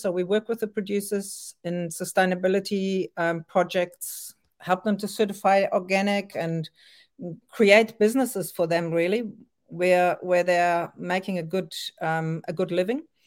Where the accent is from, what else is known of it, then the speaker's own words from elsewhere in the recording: France; also born or lived in Germany; now in Auckland, New Zealand; I was born in Germany and grew up in France